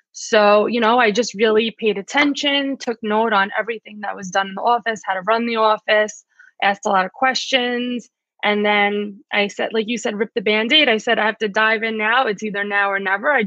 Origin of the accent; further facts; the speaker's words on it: New York, United States; Well, anyway, no, I am from New York.